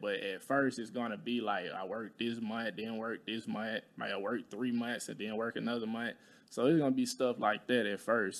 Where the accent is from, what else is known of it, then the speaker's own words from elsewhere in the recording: Talladega, Alabama, United States; moved away; I'm from Alabama. I'm from, like, Talladega, Alabama